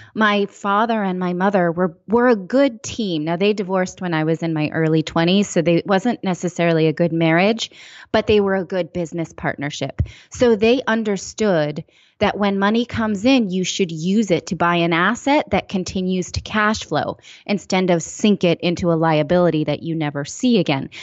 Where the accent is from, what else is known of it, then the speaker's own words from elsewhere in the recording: East Bay area, California, United States; I'm from the East Bay area